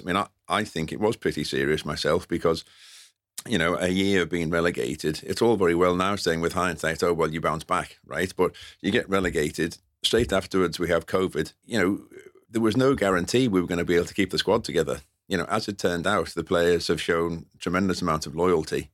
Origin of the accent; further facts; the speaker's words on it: London, United Kingdom; I'm a North London boy.